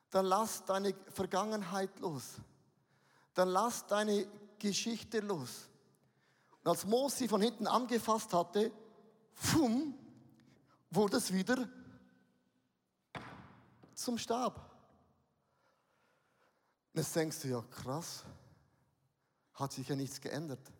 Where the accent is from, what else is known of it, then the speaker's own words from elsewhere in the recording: Switzerland; Also lasst uns mal ganz auf den Boden kommen, wir sind Schweizer.